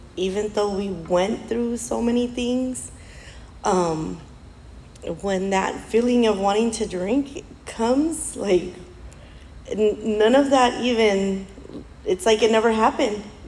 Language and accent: English; Mexico; us Mexicans